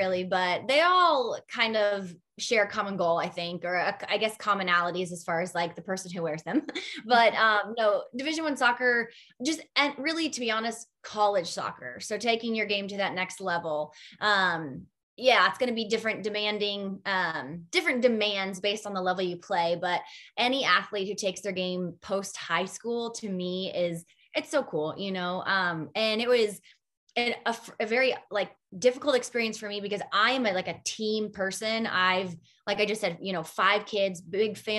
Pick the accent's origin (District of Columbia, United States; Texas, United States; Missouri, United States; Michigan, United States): Missouri, United States; Kansas City; also born or lived in New York; So I grew up in Kansas City. Home is really New York, because I believe home is where your family is. But I grew up in Kansas City.